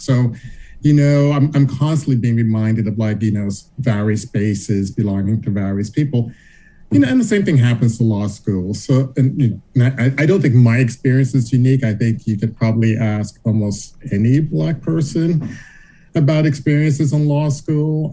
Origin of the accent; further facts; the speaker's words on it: Charleston, South Carolina, United States; I grew up in Charleston, South Carolina